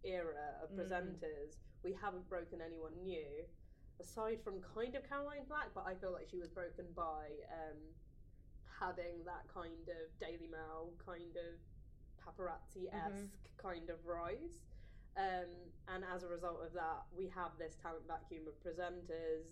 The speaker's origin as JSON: {"language": "English", "region": "London", "country": "United Kingdom", "tie": "born or raised there", "said": "I grew up in East London in kind of a working class area, very diverse."}